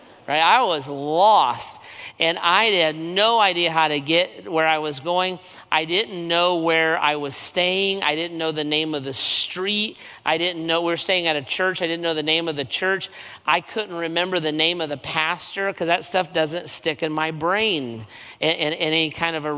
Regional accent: United States; I'm an American. I flew down from the United States

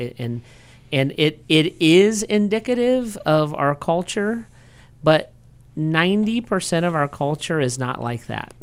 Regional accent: United States; as an American

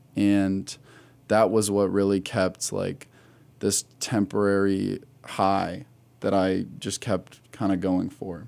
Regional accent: Wadsworth, Ohio, United States; I am from the Akron area. I grew up in a little town, Wadsworth, right down

